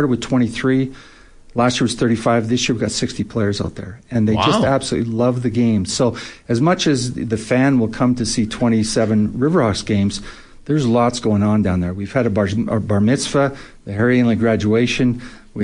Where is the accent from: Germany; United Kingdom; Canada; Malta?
Canada; as a Canadian